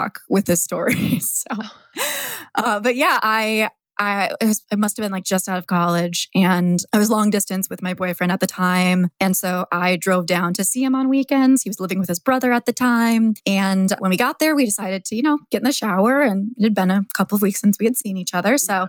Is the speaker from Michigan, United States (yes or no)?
yes; Michigan, United States; moved away as an adult; now in Philadelphia, United States; I am from Michigan originally. That's actually where I'm recording this from now, my parents' house. But I've been living in Philly for the past 7, 8 years